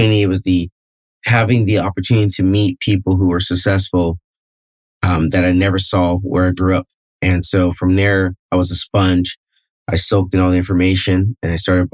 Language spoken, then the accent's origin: English; Fresno, California, United States; also born or lived in Palmdale, California / San Luis Obispo, California; I was born and raised in Fresno, California, which is the central coast of California